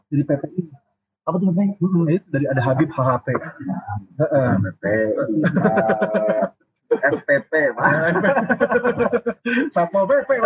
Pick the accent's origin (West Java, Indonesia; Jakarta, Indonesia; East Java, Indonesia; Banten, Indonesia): Jakarta, Indonesia; moved away as an adult; now in Bandung, Indonesia; ketika masuk ke Bandung kan gue dari Jakarta ya eh. pindah ke Bandung buat kuliah